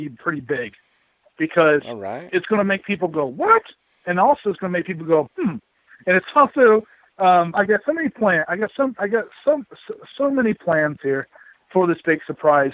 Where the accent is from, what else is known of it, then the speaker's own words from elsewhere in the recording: Mansfield, Ohio, United States; I was born and raised in the Mansfield area